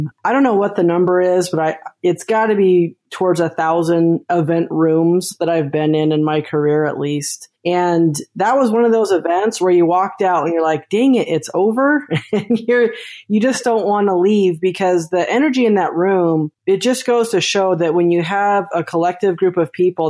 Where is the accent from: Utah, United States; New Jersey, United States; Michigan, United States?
Utah, United States; I'm from Utah. So when you're born in Utah, that's the joke, is you get handed your own little MLM. My mom had a friend that sold Avon